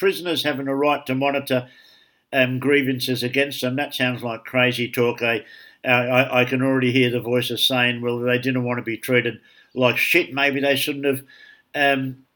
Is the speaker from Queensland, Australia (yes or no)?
no; Sydney, New South Wales, Australia; growing up in Darlinghurst